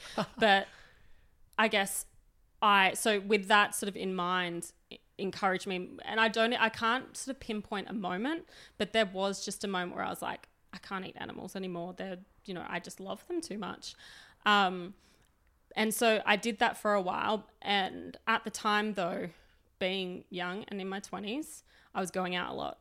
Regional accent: Sydney, New South Wales, Australia; moved away as an adult; now in Melbourne, Australia; I grew up in New South Wales. I grew up in very working class Western suburbs.

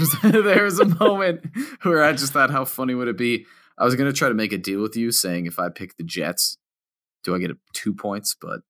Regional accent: United Kingdom; accent: British; It's my accent. My British accent's annoying.

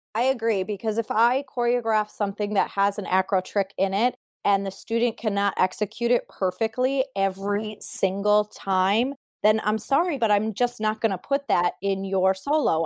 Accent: Sterling Heights, Michigan, United States; I am from Sterling Heights, Michigan. That's where I grew up and trained

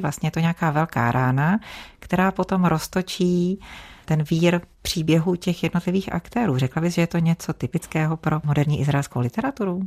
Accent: Czechia; u nás v Čechách

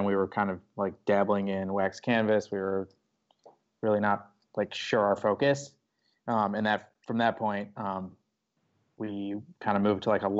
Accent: Chicago suburbs, Illinois, United States; moved away as an adult; also born or lived in Austin, Texas; Yeah, so I grew up in Chicago suburbs

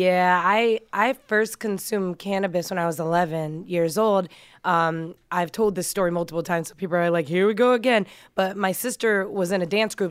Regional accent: Massachusetts, United States; also born or lived in New York; now in Las Vegas, United States; I'm originally from Massachusetts. That's where I was born and raised, but I moved to Vegas from New York, um, over ten

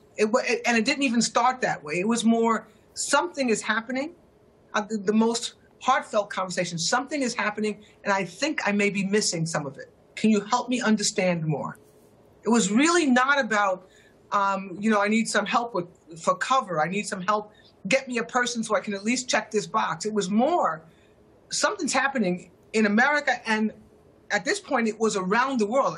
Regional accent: United States; moved away as an adult; now in London, United Kingdom; I'm an American, and I live in London.

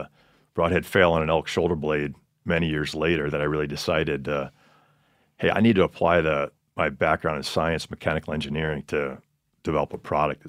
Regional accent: Montello, Wisconsin, United States; Montello, Wisconsin, kind of central part of the state, about an hour north of Madison.

